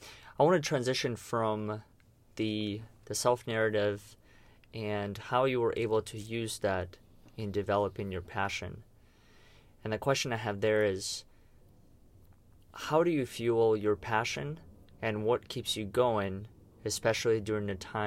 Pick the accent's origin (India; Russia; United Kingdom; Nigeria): Russia; English is a second language; moved away; when I came here from Russia, because the language was different and the culture was different, it was in a way I had to figure out that part.